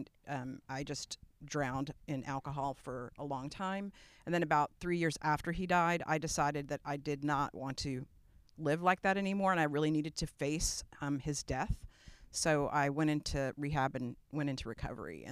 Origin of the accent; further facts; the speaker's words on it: New York City, New York, United States; now in Austin, United States; I grew up in New York, in Brooklyn, New York